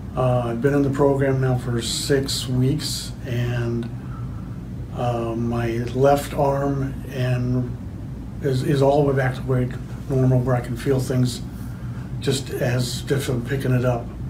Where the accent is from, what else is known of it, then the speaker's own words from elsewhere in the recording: Winfield, Iowa, United States; I'm from Winfield, Iowa.